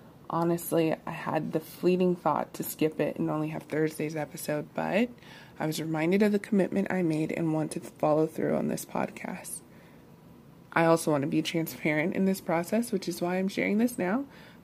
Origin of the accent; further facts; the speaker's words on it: Columbus, Ohio, United States; also born or lived in Michigan / California / Texas; I'm from Columbus, Ohio, but I've lived in several states, including Michigan, California, and most recently, Texas.